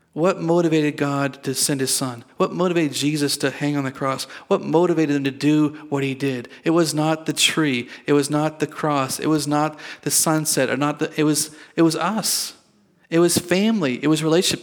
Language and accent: English; Sandford, Nova Scotia, Canada; moved away; I was born in Nova Scotia